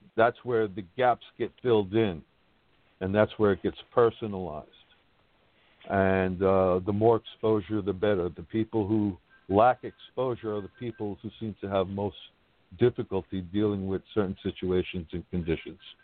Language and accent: English; New York City, New York, United States; also born or lived in Washington Heights, Manhattan; But I was born in '67, and then we moved to Brooklyn. I've been here ever since